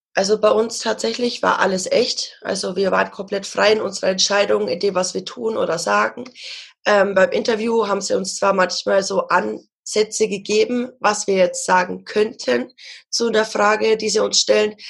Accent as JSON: {"language": "German", "area": "Ansbach area", "region": "Bavaria", "country": "Germany", "said": "Ich komme aus der Gegend von Ansbach"}